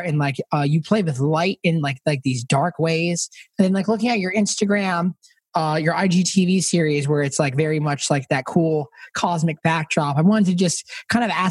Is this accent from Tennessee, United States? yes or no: yes; Spring Hill, Tennessee, United States; also born or lived in Nashville; growing up in Spring Hill, like Tennessee, an hour south of Nashville